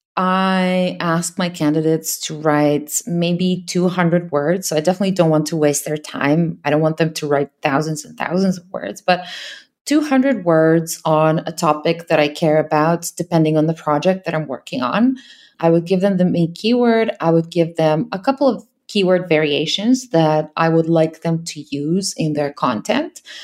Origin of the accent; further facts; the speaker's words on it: Serbia; I'm from Serbia. I hire, obviously, in my own country.